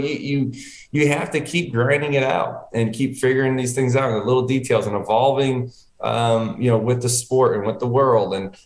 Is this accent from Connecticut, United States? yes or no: yes; Connecticut, United States; moved away; I was born in Connecticut. I was living up there